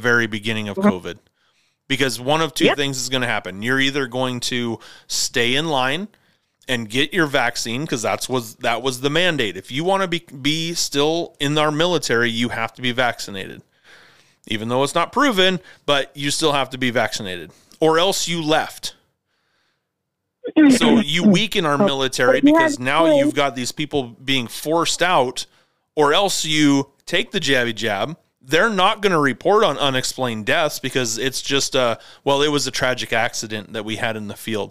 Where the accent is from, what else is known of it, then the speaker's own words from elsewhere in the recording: United States; As an American